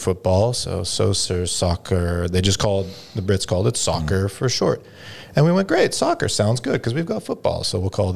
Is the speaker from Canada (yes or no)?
yes; Canada; now in Dubai, United Arab Emirates; Parks Canada, representing for the home and native land